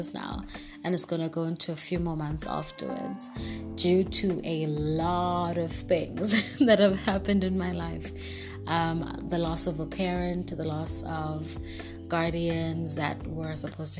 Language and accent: English; Durban, KwaZulu-Natal, South Africa; I am from South Africa, Durban, born and raised